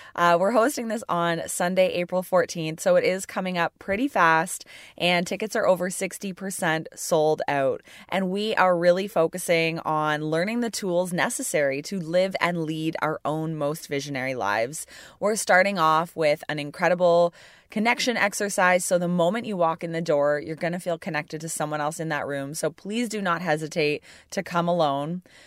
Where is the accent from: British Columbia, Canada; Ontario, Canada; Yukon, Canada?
Ontario, Canada; Burlington; Burlington, Ontario